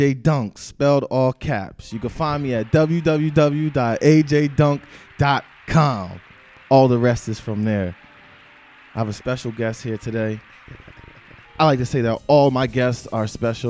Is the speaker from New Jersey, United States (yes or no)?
yes; New Jersey, United States; I'm from South Jersey